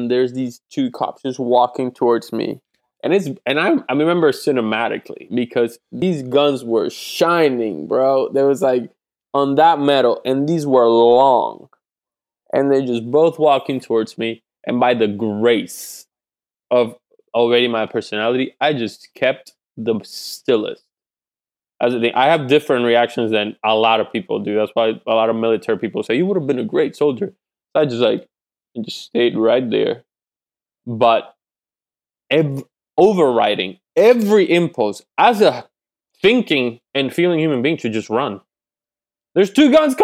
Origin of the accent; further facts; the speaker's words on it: Puerto Rico; moved away; I grew up in Puerto Rico